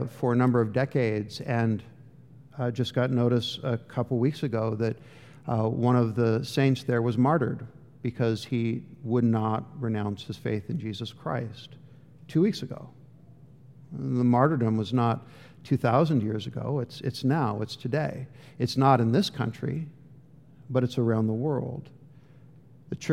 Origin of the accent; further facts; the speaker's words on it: United States; I am an American